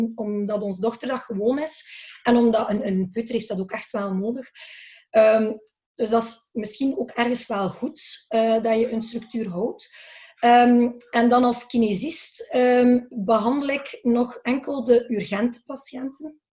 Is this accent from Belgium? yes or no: yes; Belgium; wij in België